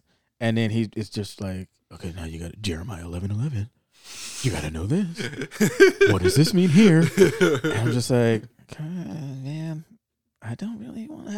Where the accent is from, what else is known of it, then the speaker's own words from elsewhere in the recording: California, United States; And because we're from the Bay Area, I'm like, okay, this shit better be good.